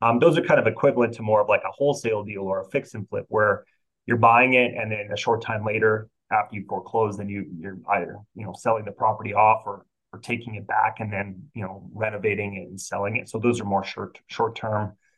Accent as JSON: {"language": "English", "country": "Canada", "said": "because I'm Canadian, I actually work with quite a few Canadian investors"}